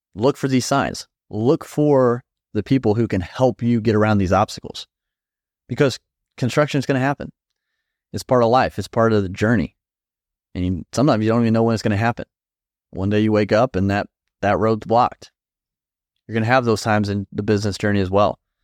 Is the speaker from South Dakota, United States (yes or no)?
no; Indiana, United States; I'm from Indiana